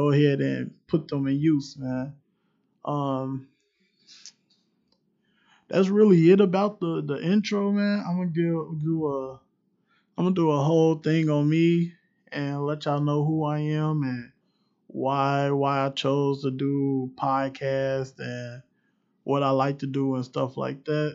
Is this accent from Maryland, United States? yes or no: no; Cincinnati, Ohio, United States; I am straight from Cincinnati, straight from the city.